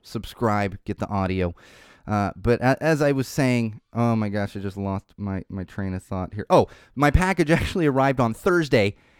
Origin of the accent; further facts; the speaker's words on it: Poway, California, United States; Poway, California is a small city near San Diego. That's where I grew up. That's my hometown